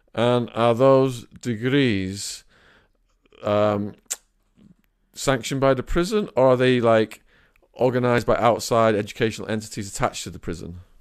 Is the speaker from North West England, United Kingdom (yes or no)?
yes; Widnes, North West England, United Kingdom; my hometown of Widna